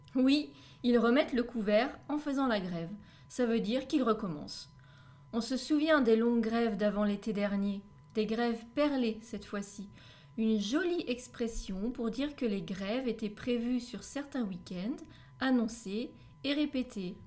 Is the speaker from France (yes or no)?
yes; France; je suis française